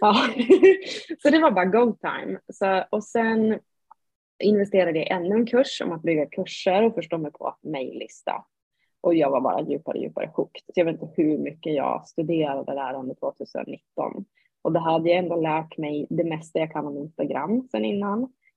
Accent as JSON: {"language": "Swedish", "town": "Sundsvall", "region": "Västernorrland County", "country": "Sweden", "said": "jag kommer upp från Norrland, Sundsvall."}